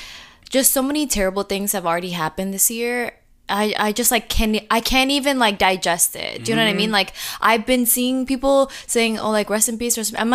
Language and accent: English; Jamaica; we're Jamaican.